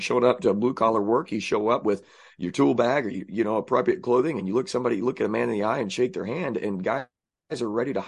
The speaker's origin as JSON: {"language": "English", "region": "Southern Illinois", "country": "United States", "said": "I say I'm from Southern Illinois, by the way. I don't claim Illinois. Southern Illinois is where it's"}